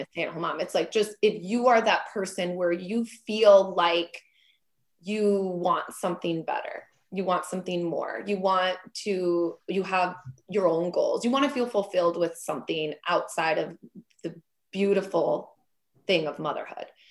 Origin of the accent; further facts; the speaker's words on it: Minneapolis, Minnesota, United States; now in Wisconsin, United States; I'm from Minneapolis area originally, and now I live in Wisconsin